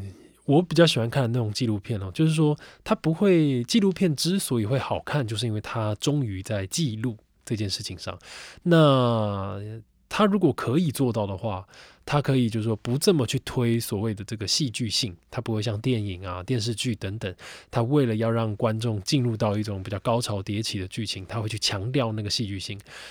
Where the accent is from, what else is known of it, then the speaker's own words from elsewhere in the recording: Taipei, Taiwan; 即便我是台北人，我觉得我都没有办法说我真的这么全面的了解台北的夜生活是什么